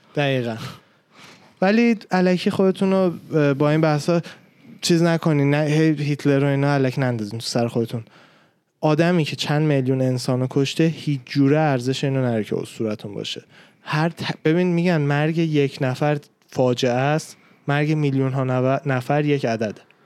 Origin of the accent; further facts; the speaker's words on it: Iran; من به عنوان یه ایرانی اصطلاحا اصطلاحا میگن فارس